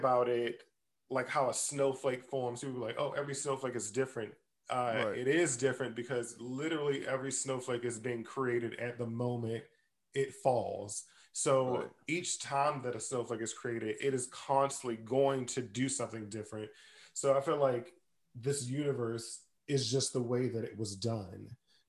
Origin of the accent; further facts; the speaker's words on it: Maryland, United States; I'm actually from Maryland. So it's like deep southern root system